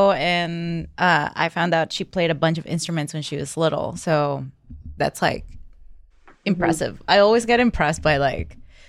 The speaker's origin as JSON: {"language": "English", "country": "Venezuela", "moved": "yes", "said": "\"Where are you from?\" And I was like, \"Venezuela.\""}